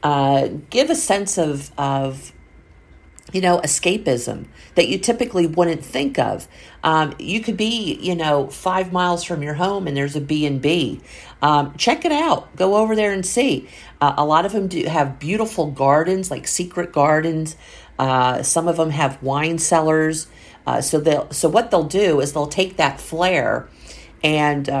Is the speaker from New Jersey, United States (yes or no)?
yes; Point Pleasant Beach, New Jersey, United States; now in Pennsylvania, United States; I grew up in Point Pleasant Beach, New Jersey, and it's along the Jersey coast